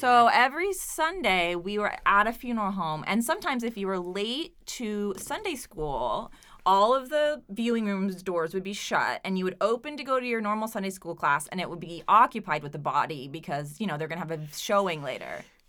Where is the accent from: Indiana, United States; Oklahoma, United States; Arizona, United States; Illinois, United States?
Oklahoma, United States; now in Providence, United States; my small Oklahoma town